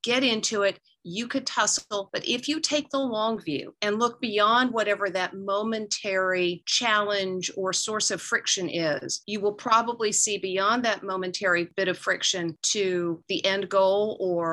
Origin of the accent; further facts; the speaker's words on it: Georgia, United States; I represented my home state of Georgia in the America's Junior Miss Contest